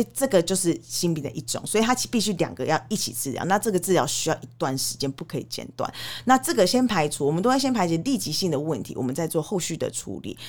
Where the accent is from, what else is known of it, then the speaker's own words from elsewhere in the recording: Canada; now in Taiwan; 我小时候在加拿大长大，我们其实从国小就会接触所谓的性教育